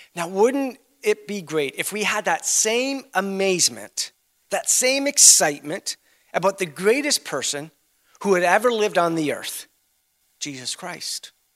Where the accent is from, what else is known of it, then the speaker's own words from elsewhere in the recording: Canada; we're, we're from Canada.